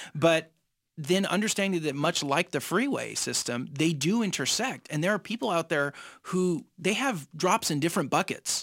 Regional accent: San Jose, California, United States; I was raised in East San Jose

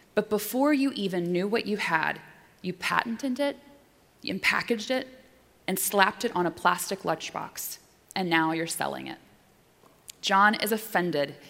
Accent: Pensacola, Florida, United States; also born or lived in Mattoon, Illinois / Washington, District of Columbia, United States / New York; now in Boston, United States; they raised me in Pensacola, Florida, I was born in Mattoon, Illinois

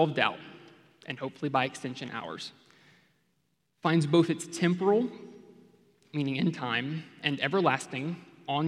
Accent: Memphis, Tennessee, United States; now in Texas, United States; I grew up in Memphis, Tennessee, came to Texas as soon as I could

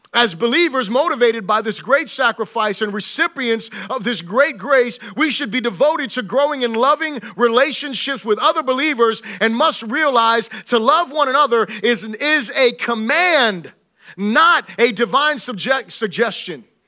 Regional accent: Florida, United States; I'm from, you know, Florida

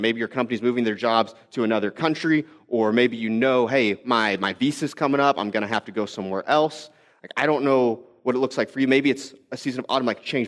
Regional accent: Texas, United States; also born or lived in Arizona; now in Midwest, United States; I grew up in Texas, and then I lived in Arizona for a couple years

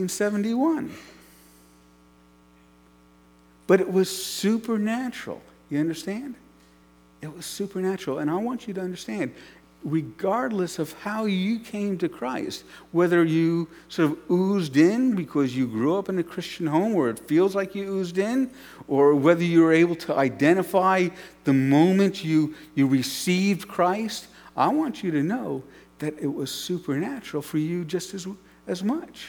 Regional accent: New York City, New York, United States; When I grew up in New York City

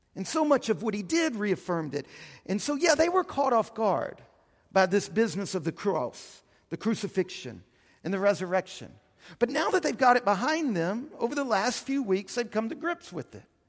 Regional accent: Houston, Texas, United States; also born or lived in New Orleans, Louisiana; I spent my adolescence in Houston

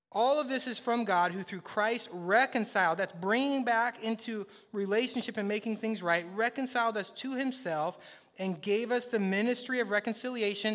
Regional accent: the Northwest, Pacific Northwest, United States; moved away; I'm from the Northwest

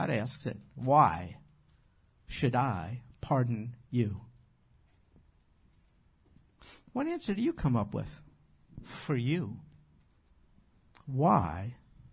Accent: New York, United States; moved away; I'm from New York

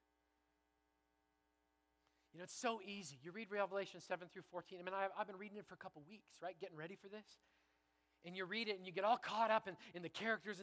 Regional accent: Canada; now in Bellingham, United States; I'm a Canadian

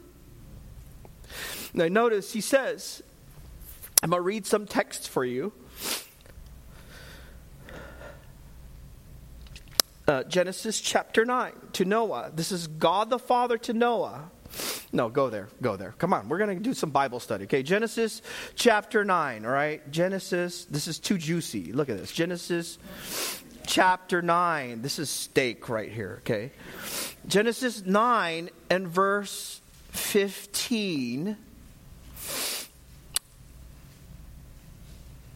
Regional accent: Vallejo, California, United States; I grew up right in Vallejo

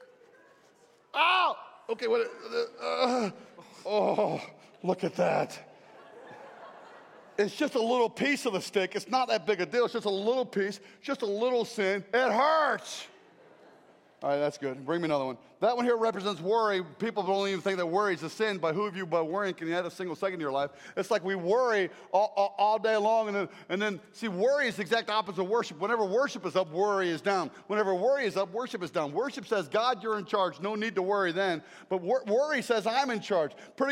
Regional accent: South Carolina, United States; I come from South Carolina, and it's nasty there

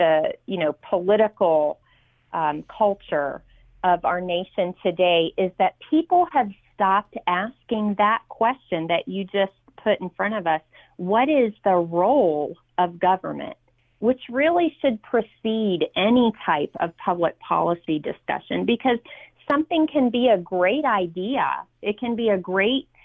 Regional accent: Virginia, United States; my home state of Virginia

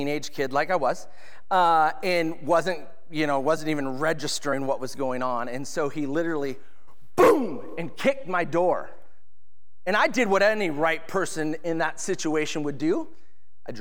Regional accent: Edmonds, Washington, United States; Stevens Hospital is where I was born in Edmonds

